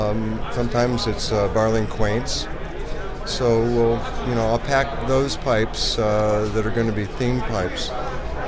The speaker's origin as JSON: {"language": "English", "town": "Horseshoe Bay", "region": "Texas", "country": "United States", "said": "I'm from Horseshoe Bay, Texas, right outside of Austin"}